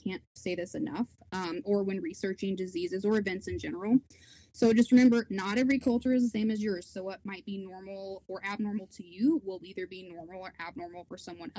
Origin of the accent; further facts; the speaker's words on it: Oklahoma, United States; now in Houston, United States; So I grew up in Oklahoma